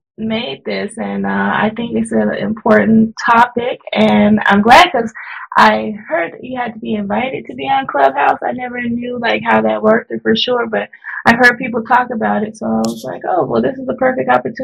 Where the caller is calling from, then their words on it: Cerritos, California, United States; also born or lived in Riverside, California; I'm calling from Cerritos, California.